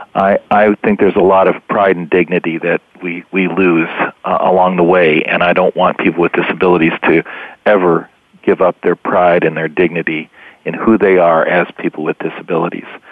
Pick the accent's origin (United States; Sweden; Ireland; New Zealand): United States; Kansas; moved away; also born or lived in Washington; I'm from Kansas, and he was my my representative and then my senator for many years